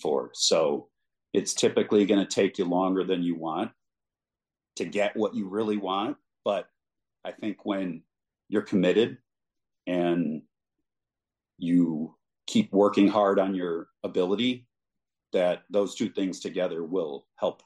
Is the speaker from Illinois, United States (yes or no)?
yes; Chicago suburbs, Illinois, United States; moved away as an adult; also born or lived in Austin / Indianapolis; work at home in my hometown. And when I met my wife in Austin, and she happened to be from the Chicago suburbs too